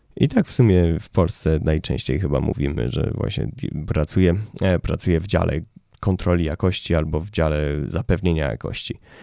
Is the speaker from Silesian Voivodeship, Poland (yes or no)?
no; Łódź, Łódź Voivodeship, Poland; ja jestem z Łodzi